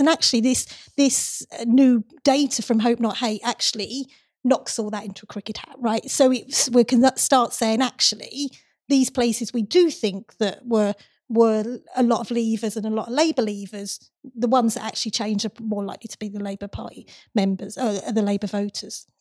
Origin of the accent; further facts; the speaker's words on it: Castle Point, Essex, East of England, United Kingdom; The, uh, constituency I grew up in, Castle Point